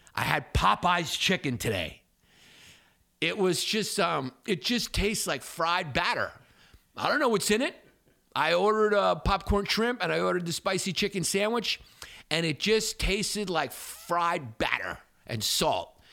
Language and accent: English; New Yorker, United States; I'm American. I, you know, it's typical like American, especially New Yorker arrogance